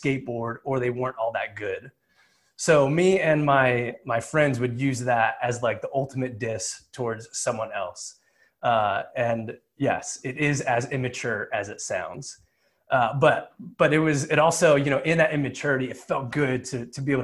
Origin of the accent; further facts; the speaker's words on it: New Jersey, United States; I grew up in Jersey